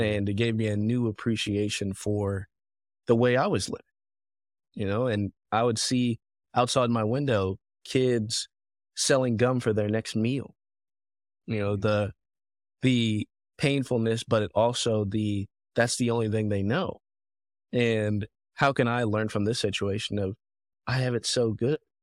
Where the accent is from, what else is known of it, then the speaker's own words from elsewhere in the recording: Fayetteville, Georgia, United States; also born or lived in Africa; I grew up in Fayetteville, Georgia